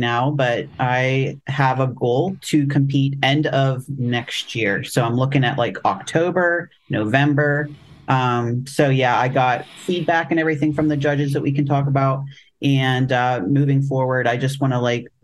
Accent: Pittsburgh, Pennsylvania, United States; that was my hometown

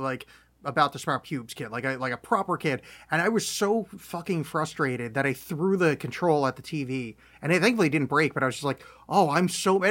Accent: United States; very American people

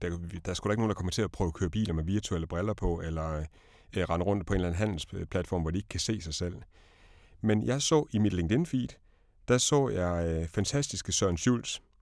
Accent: Denmark; som dansker

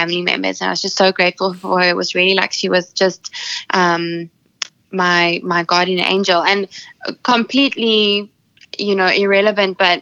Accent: Sedgefield, Western Cape, South Africa; my hometown, Nel-Peters, Sedgefield in South Africa

